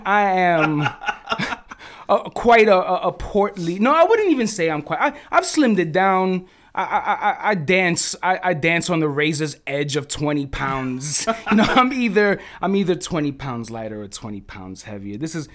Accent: Bronx, New York, United States; Originally from the Bronx, bro. Yes.

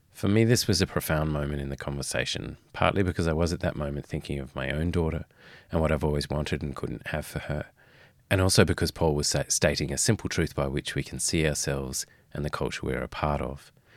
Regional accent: Fremantle, Western Australia, Australia; I grew up in Western Australia and in, uh, Fremantle

